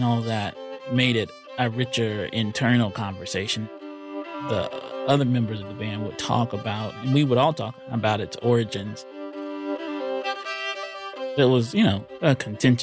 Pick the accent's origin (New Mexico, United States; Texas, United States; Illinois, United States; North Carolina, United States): North Carolina, United States; I'm from North Carolina